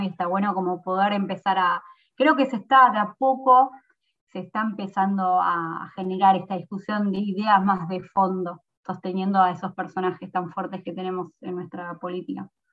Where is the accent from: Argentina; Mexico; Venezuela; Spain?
Argentina; San Miguel, Buenos Aires Province; also born or lived in Mar del Plata; Yo soy de San Miguel